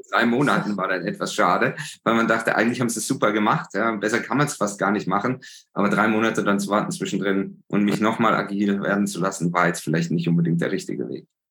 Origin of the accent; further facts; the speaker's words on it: Germany; als Deutsche